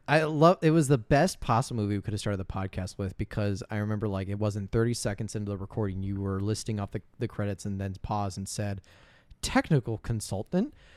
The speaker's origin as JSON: {"language": "English", "region": "Indiana", "country": "United States", "said": "I am from, uh, uh, uh, Trumpland, Indiana"}